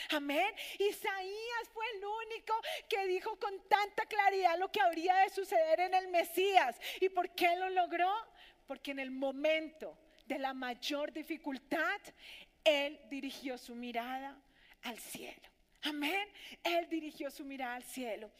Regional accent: Colombia; nuestros conciudadanos aquí, en nuestra Colombia

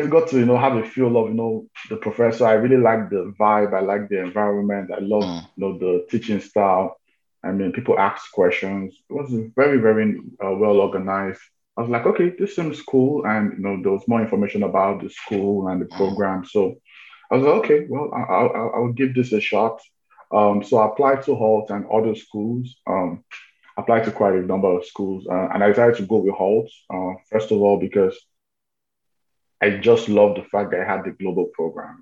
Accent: Nigeria; moved away as an adult; also born or lived in United States; I'm from Nigeria

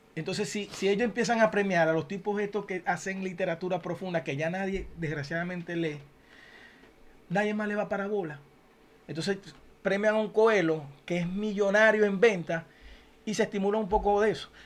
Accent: Zulia, Venezuela; now in United States; a mi Zulia lo quiero

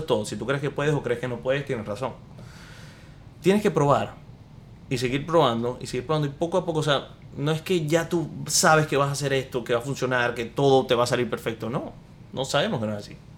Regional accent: Maracaibo, Zulia, Venezuela; now in United States; yo soy de Maracaibo, de Venezuela. Eh, nací en Estados Unidos.

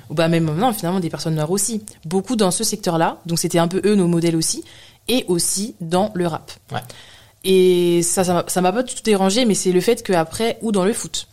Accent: France; also born or lived in London; now in Paris, France; je suis née en France, je suis française

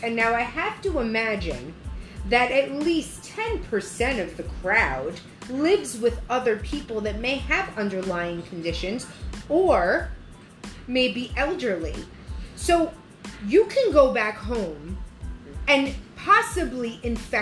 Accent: United States; We're American.

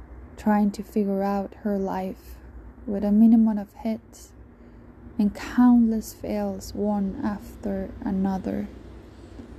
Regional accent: Venezuela; A 26-year-old Venezuelan and proud. Living still in a country when almost all the people I once knew are gone

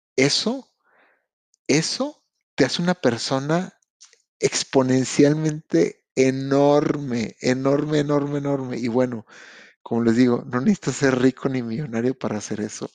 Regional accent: Mexico; now in Canada; Yo vengo de México

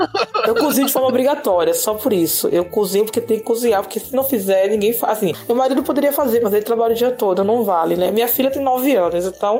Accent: Bahia, Brazil; also born or lived in Salvador; now in Americana, Brazil; eu nasci na Bahia

